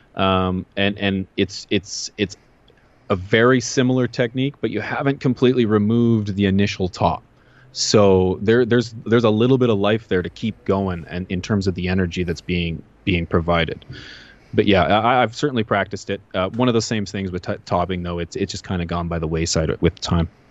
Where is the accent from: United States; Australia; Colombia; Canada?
Canada